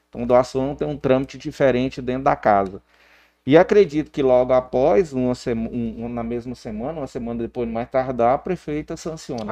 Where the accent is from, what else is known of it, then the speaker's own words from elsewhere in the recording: Porangatu, Goiás, Brazil; nós somos aqui da cidade de Porangatu